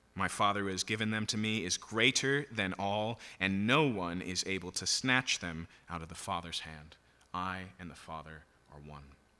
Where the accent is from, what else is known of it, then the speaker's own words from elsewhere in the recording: United States; as an American who is used to getting their way